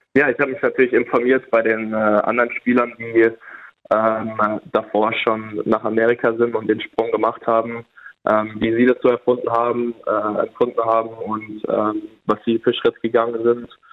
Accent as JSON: {"language": "German", "country": "Germany", "moved": "yes", "lives_now": "United States", "said": "bei uns in Deutschland."}